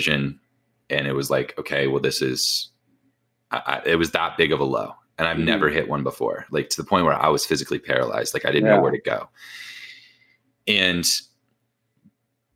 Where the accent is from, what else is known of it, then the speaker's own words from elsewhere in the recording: Indiana, United States; I'm from Indiana